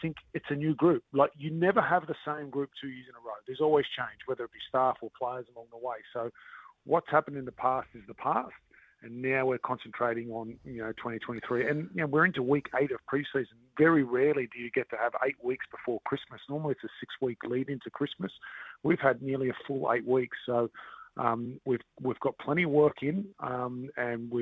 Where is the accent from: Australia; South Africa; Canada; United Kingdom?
Australia; moved away as an adult; now in New Zealand